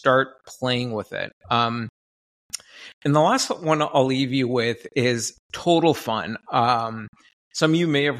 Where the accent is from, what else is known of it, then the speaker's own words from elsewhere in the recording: Canada; I'm from Canada